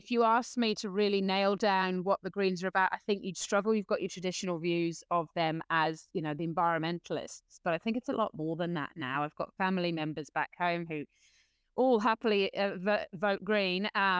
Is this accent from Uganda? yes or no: no; New Zealand; hey, look, I'm a Kiwi who just wants the best for the future of my country